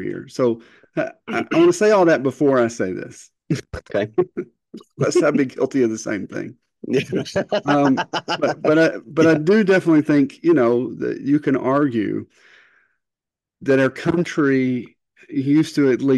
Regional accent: Eastern Kentucky, United States; moved away; also born or lived in Northwest Ohio; I grew up in the, what I would consider still part of the Bible Belt in Eastern Kentucky

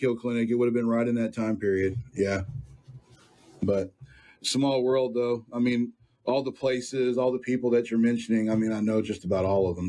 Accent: Sunnyvale, Texas, United States; I grew up in Sunnyvale

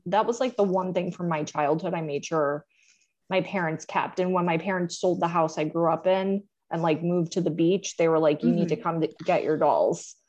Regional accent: Fort Lauderdale, Florida, United States; I grew up in Fort Lauderdale, Florida

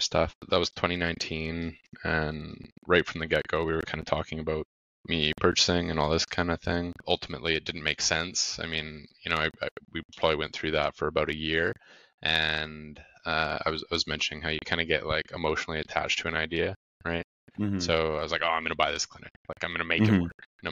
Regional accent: Grande Prairie, Alberta, Canada; I'm from Grand Prairie originally. I was born and raised here. It's like a city of 70,000 people, big oil and gas city in Alberta, Canada.

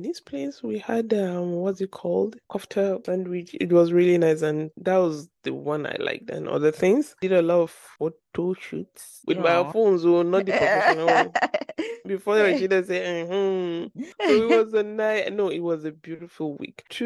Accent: Nigeria; also born or lived in Abuja; my Nigerian people from Boston

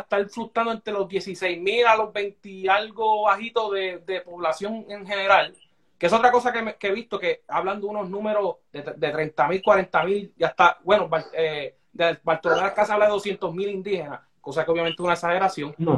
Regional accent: Puerto Rico; nosotros como puertorriqueños

